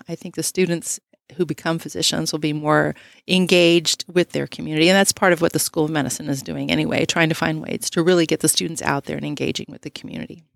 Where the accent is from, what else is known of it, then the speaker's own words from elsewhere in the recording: Texas, United States; moved away as an adult; I'm originally from Texas, and we were looking for opportunities to come back.